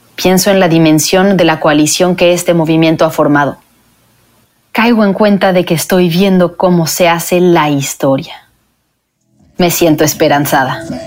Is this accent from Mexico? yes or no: yes; Mexico; moved away as an adult; also born or lived in Mexico City; now in Washington, United States; en México, en mi país